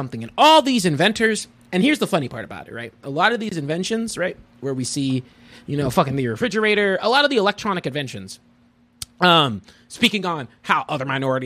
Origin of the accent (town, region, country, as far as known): United States; born or raised there